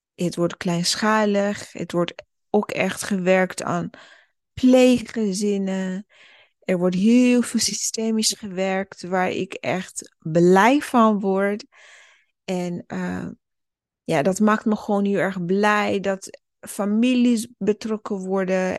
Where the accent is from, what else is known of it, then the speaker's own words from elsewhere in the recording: Burundi; now in Netherlands; ik ben zelf geboren in Burundi